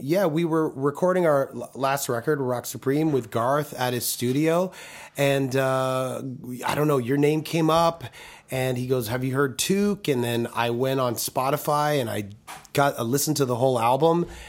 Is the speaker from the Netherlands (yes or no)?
no; Toronto, Ontario, Canada; moved away as an adult; growing up in Toronto